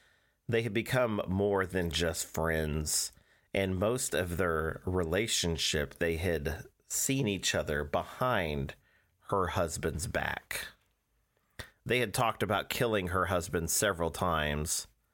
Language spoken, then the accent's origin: English; Cortland, New York, United States; born there; now in East Orange, United States; We live in East Orange, New Jersey. I was born in Cortland, New York.